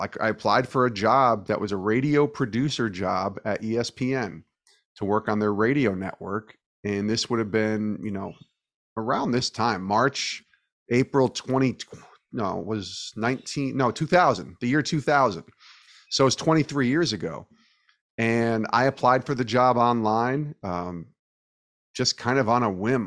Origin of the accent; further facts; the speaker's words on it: New York, United States; I'm from the Northeast in New York